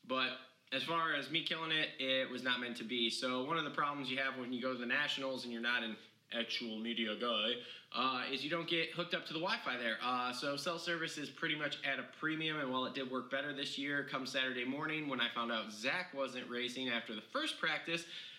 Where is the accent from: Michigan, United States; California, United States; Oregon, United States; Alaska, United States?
Michigan, United States; Redbud; from Redbud, my hometown